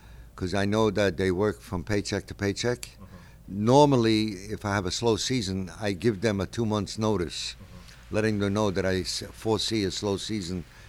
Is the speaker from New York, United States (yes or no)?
yes; New York City, New York, United States; I was born right near the Brooklyn Navy Yard